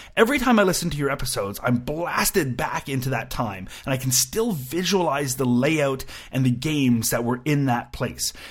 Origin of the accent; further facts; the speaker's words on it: Canada; I'm a Canadian and we do like our lefty radio